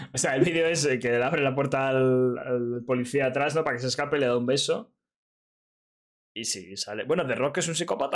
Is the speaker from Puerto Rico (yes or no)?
no; Madrid, Community of Madrid, Spain; los de Madrid